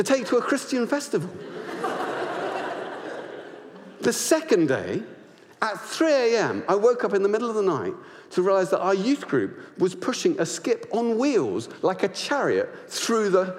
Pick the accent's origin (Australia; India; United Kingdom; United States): United Kingdom; Luton, East of England; our estate where we grew up in Luton